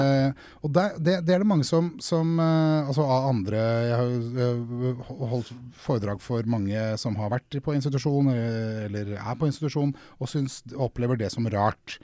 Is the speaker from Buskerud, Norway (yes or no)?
yes; Drammen, Buskerud, Norway; also born or lived in Krokstadelva; Jeg vokste opp på Konnerud, og så har jeg bodd i flere steder i Drammen by.